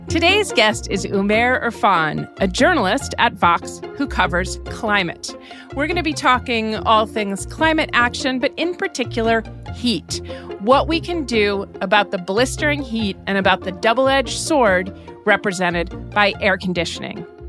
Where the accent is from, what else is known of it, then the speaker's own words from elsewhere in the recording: New Hampshire, United States; I'm from New Hampshire, quite near Canada, you know, that I was accustomed to snow